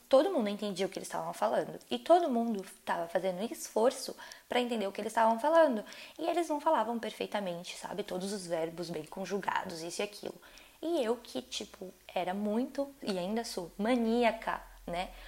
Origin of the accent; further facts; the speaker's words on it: Brazil; moved away as an adult; now in France; sou brasileira